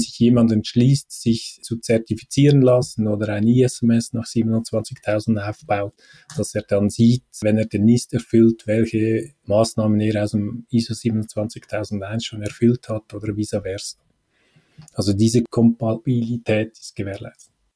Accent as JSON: {"language": "German", "country": "Switzerland", "said": "bei uns in der Schweiz"}